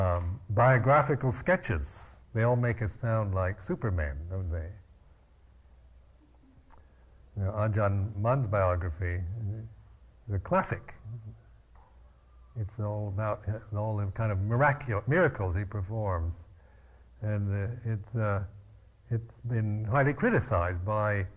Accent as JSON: {"language": "English", "town": "Seattle", "region": "Washington", "country": "United States", "tie": "born or raised there", "said": "I was born in Seattle, Washington"}